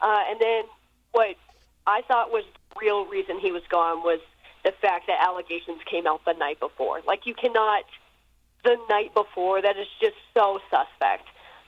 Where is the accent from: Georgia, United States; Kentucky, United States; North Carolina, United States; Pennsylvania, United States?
North Carolina, United States; moved away as an adult; now in Iowa City, United States; So my dad is an Iowa alum. So I grew up in North Carolina, a huge Hawkeye fan, always have been.